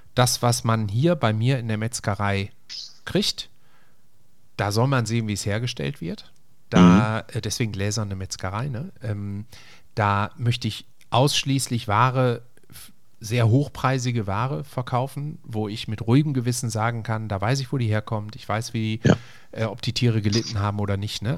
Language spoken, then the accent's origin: German; Essen, North Rhine-Westphalia, Germany; bei uns in Essen-Frintrop